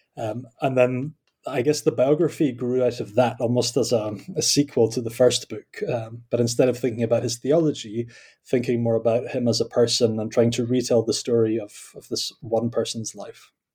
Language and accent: English; Scotland, United Kingdom; accent: Scottish; also born or lived in Kampen, Netherlands; I am Scottish, as you can probably tell by my accent